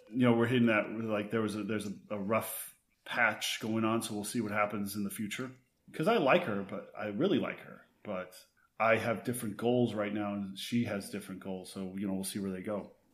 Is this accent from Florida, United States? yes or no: no; Texas, United States; now in West Hollywood, United States; I grew up in Texas, but home for me is West Hollywood.